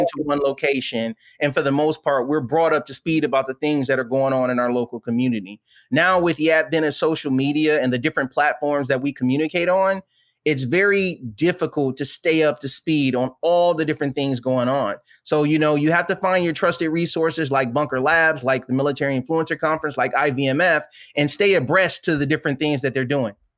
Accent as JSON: {"language": "English", "town": "Flint", "region": "Michigan", "country": "United States", "tie": "born or raised there", "moved": "as an adult", "said": "born and raised in a little place called Flint, Michigan"}